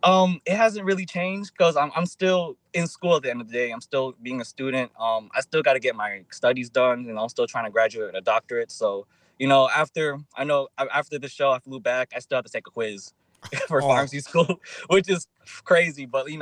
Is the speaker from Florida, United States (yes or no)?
yes; Florida, United States; now I just found out she's from Broward, so I'm from Broward too. So 954. Yeah, we from both from Broward, I guess.